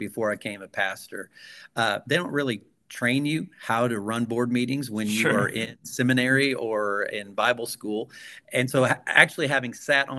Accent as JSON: {"language": "English", "area": "Gibson County", "region": "Southwest Indiana", "country": "United States", "tie": "born or raised there", "moved": "yes", "said": "I was raised in Gibson County, Southwest Indiana"}